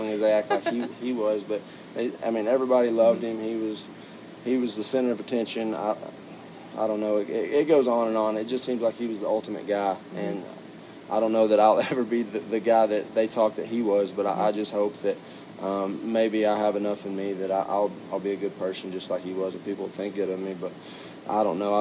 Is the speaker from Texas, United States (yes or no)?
yes; Stephenville, Texas, United States; I was born and raised right there in Stephenville